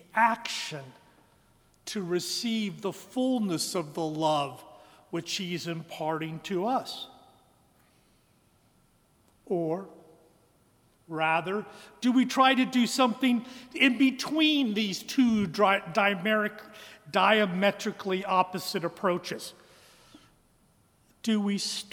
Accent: Western Kansas, United States; now in Birmingham, United States; Although I was born here in Birmingham in Caraway Methodist Hospital, I was reared in Western Kansas. That's why there isn't a trace of a Southern accent in my voice

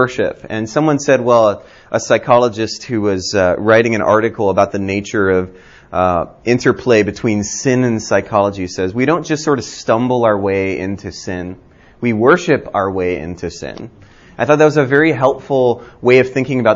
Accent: Hawaii, United States; now in Birmingham, Alabama, United States; I grew up in Hawaii and thought I was Asian until I left Hawaii.

